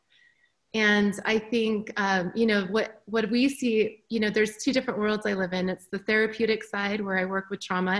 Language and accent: English; Park City, Utah, United States; moved away as an adult; also born or lived in Chicago; I grew up in Park City. I breathe Park City. I am like a mountain girl through and through